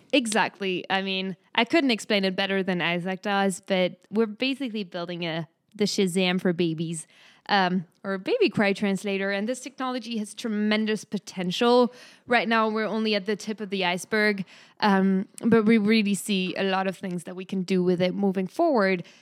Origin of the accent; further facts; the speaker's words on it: France; accent: French; English is a second language; moved away as an adult; now in United States; guess it from my name and hear it from my accent, but I am from France